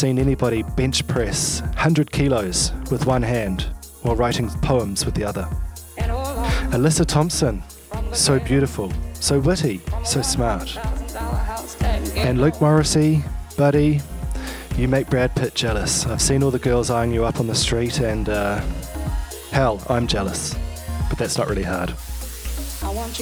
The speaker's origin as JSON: {"language": "English", "country": "New Zealand", "also_born_or_lived": "Melbourne, Australia", "moved": "yes", "said": "I've actually had to move back to my home country of New Zealand"}